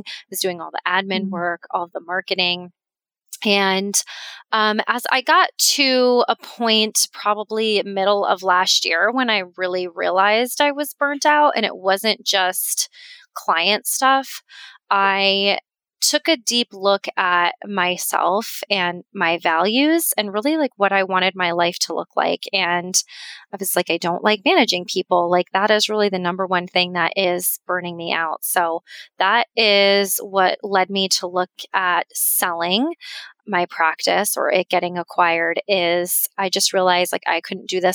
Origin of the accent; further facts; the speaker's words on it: Colorado, United States; moved away as an adult; also born or lived in Florida; now in Sarasota, United States; I'm from Colorado, and that's where my group practice was